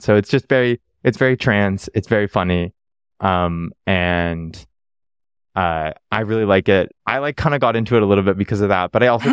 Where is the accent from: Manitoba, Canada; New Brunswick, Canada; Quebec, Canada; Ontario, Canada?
Ontario, Canada; Toronto; now in Vancouver, Canada; I grew up in Ontario, Toronto, the, the one city people know.